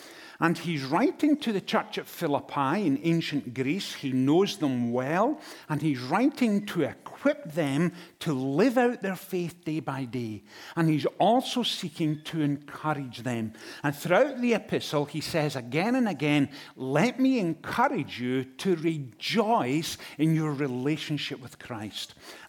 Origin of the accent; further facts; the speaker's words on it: Inverness, Scotland, United Kingdom; now in United States; I come from Inverness in Scotland, and we have lived in the United States since 2007.